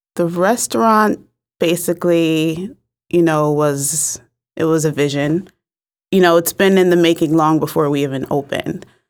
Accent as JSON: {"language": "English", "town": "New Haven", "region": "Connecticut", "country": "United States", "tie": "born or raised there", "said": "I'm from New Haven, mm-hmm. so I was born and raised here"}